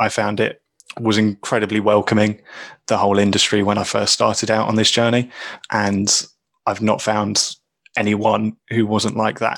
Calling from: England, United Kingdom; I'm calling in from England.

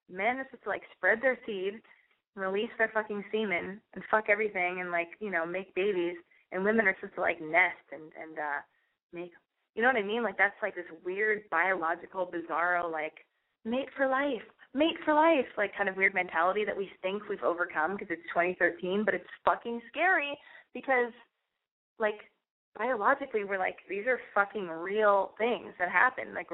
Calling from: Santa Monica, California, United States; I'm calling from Santa Monica. I'm 23.

